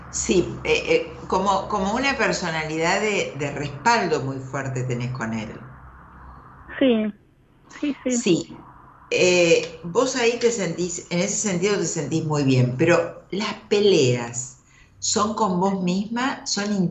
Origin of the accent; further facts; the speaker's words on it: Tucumán, Argentina; De Tucumán.